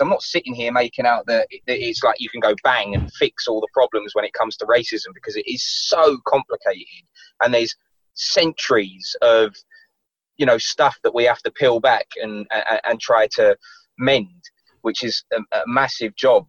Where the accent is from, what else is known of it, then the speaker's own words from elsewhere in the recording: London, United Kingdom; when I was growing up in London.